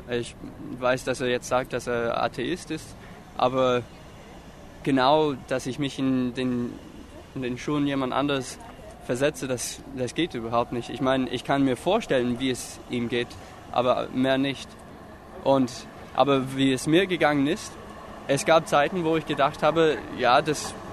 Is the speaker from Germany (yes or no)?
no; Florida, United States; Also, ich bin in Florida aufgewachsen und dort ist wirklich viel Feuchtigkeit in der Luft. Und ich bin einfach damit aufgewachsen